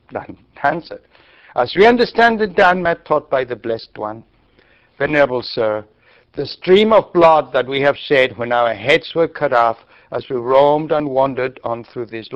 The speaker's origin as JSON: {"language": "English", "country": "Argentina", "tie": "born or raised there", "moved": "yes", "said": "I grew up in Argentina."}